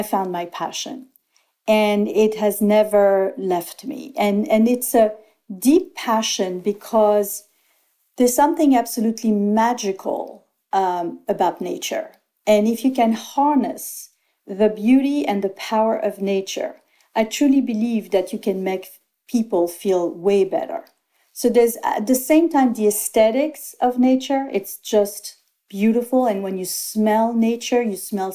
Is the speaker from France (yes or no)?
yes; Antibes, Provence-Alpes-Côte d'Azur, France; I was born in Antibes, 8 kilometers away, not even 2 miles away from grass.